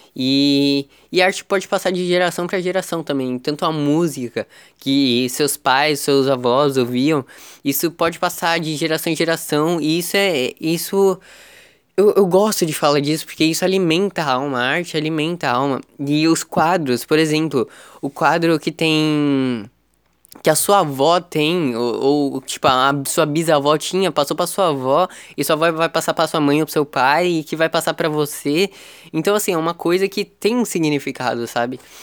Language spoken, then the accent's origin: Portuguese; Praia Grande, São Paulo, Brazil; São Vicente é do lado de Praia Grande, é do lado da minha cidade natal